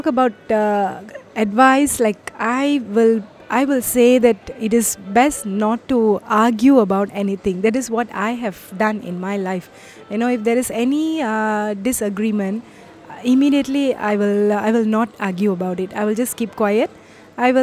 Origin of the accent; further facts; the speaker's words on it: India; moved away as an adult; now in Malaysia; I'm from India, but I'm settled in Malaysia now. For the past 25 years